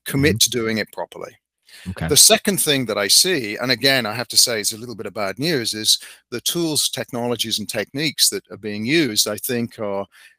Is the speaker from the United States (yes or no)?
no; United Kingdom; being the Brit